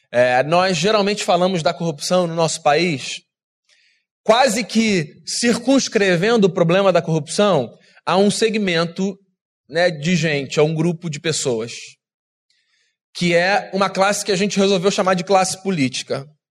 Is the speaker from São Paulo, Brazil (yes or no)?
no; Rio de Janeiro, Brazil; Eu sou carioca